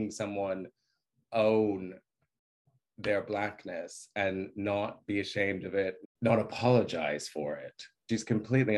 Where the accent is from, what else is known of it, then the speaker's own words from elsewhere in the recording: Australia; moved away; also born or lived in New York, United States; I was born in New York, but I grew up in Australia.